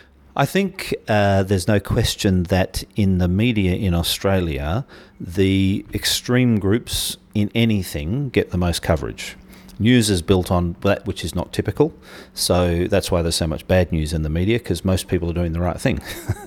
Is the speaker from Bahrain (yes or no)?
yes; Bahrain; I was born in the Middle East. I had an English father who was drilling for oil, an American mother who was working in a hospital in a place called Bahrain.